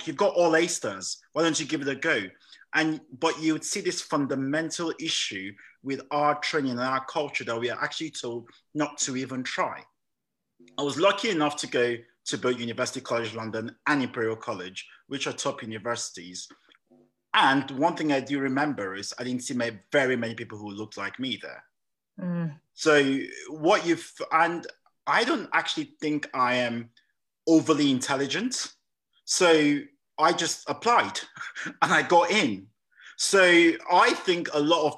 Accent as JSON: {"language": "English", "country": "Nigeria", "tie": "born or raised there", "also_born_or_lived": "England", "moved": "yes", "lives_now": "United Kingdom", "said": "I was born in England, but I actually grew up in Nigeria. And I came back to study here"}